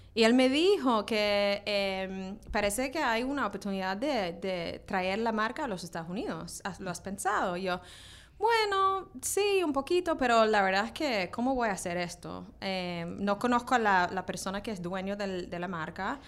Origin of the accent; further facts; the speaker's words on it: Australia; now in New York, United States; crecí en Australia